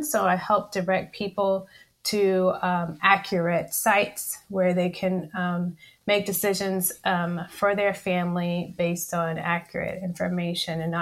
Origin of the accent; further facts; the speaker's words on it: College Station, Texas, United States; also born or lived in Spring, Texas; I initially practiced in my hometown of College Station, Texas